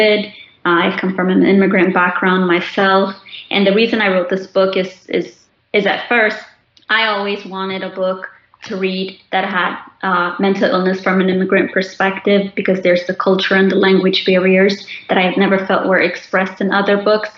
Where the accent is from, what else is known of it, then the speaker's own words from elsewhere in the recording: Chicago, Illinois, United States; also born or lived in Khartoum, Sudan; I was born in Khartoum, Sudan, and my family and I immigrated here when I was 18 months old. I like to tell people I was born and raised in Chicago